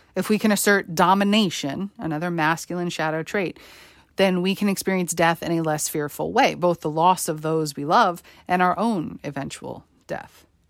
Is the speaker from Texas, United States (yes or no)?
no; New York, United States; Growing up in New York, and attending high school on Staten Island on September eleventh, two thousand one